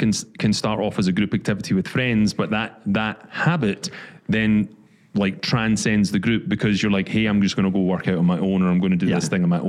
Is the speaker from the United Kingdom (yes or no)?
yes; Scotland, United Kingdom; growing up in Scotland